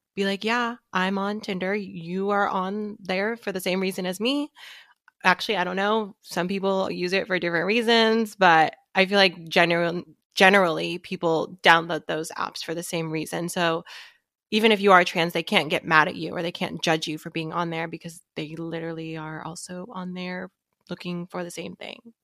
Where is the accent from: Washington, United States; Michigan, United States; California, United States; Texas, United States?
Washington, United States; Seattle; I'm from Seattle